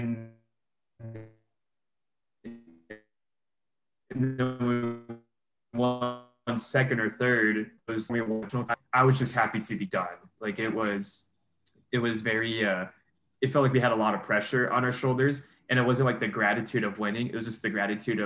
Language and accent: English; Arizona, United States; now in Flagstaff, United States; it was in my home state